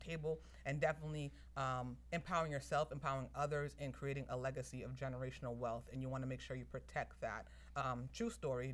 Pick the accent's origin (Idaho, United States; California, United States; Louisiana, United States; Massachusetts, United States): Massachusetts, United States; Somerville; I was born and raised in Somerville, Massachusetts.